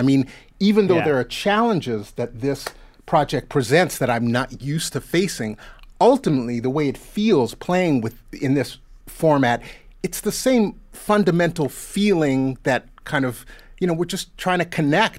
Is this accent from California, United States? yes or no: yes; California, United States; I'm a Californian, too.